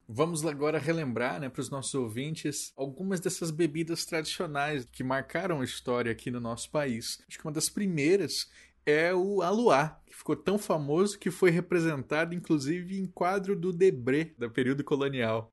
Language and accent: Portuguese; Mato Grosso do Sul, Brazil; Sou de Mato Grosso do Sul